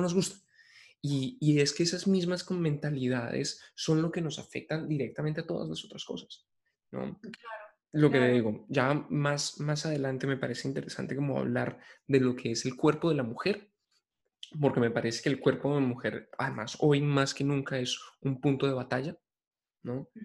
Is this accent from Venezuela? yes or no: no; Colombia; como hombres colombianos